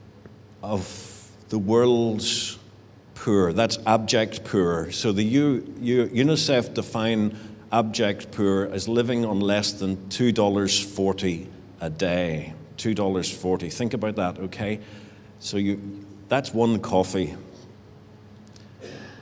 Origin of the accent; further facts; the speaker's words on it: Richhill, Northern Ireland, United Kingdom; moved away as an adult; also born or lived in England; I grew up in Rich Hill. It's a great village and not very far away.